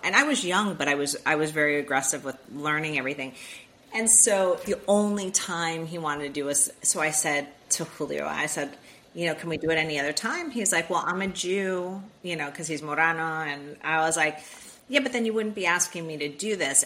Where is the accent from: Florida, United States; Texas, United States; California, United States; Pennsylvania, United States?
Florida, United States; Miami; I was born and raised in Miami, Florida